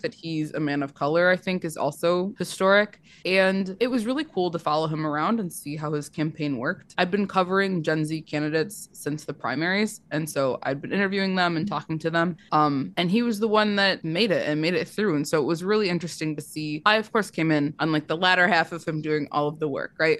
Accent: Michigan, United States; I went to school in Michigan. I'm from Michigan.

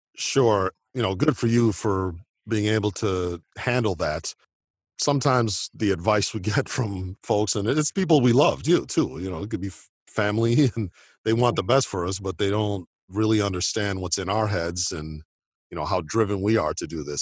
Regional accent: Oak Park, Illinois, United States; my hometown of Oak Park, Illinois

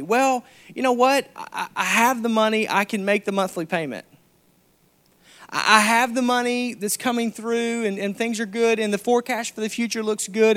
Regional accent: Arkansas, United States; I'm from Arkansas

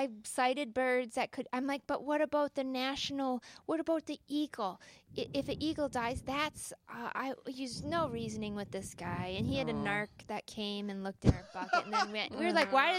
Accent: Duluth, Minnesota, United States; I grew up in the Duluth area. My folks are from Duluth

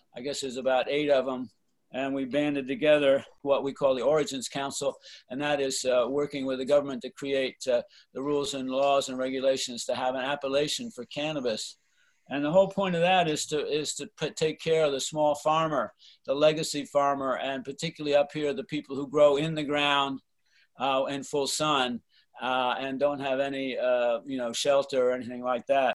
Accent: East Coast, United States; moved away as an adult; now in Mendocino County, United States; I grew up on the East Coast and, you know, then came out here in the summer of love

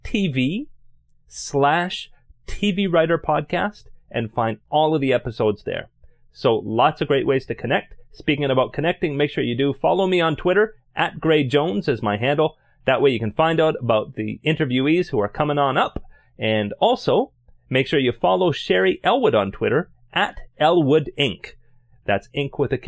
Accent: Canada; As a Canadian, I always

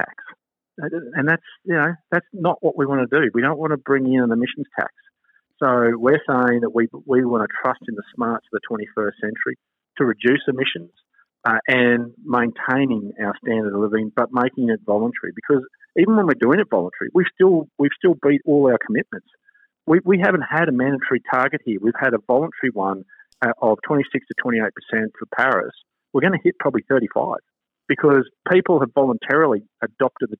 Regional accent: Queensland, Australia; as a Queenslander

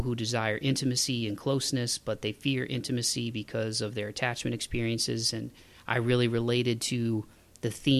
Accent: Toledo, Ohio, United States; now in Nashville, United States; I grew up in Toledo, Ohio

